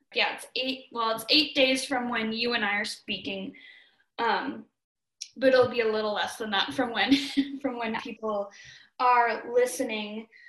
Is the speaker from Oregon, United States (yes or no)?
no; Minnesota, United States; now in Missoula, United States; a Minnesotan